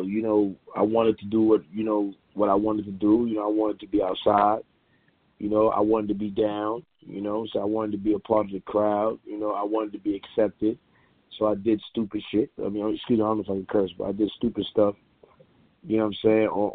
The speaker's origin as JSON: {"language": "English", "town": "New York City", "region": "New York", "country": "United States", "also_born_or_lived": "Queens, New York", "said": "I'm originally from Brooklyn, but I've been living in Queens half my life, so 50-50 Brooklyn."}